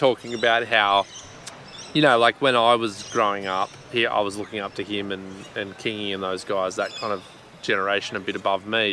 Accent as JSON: {"language": "English", "country": "Australia", "also_born_or_lived": "Sweden", "said": "as an Aussie"}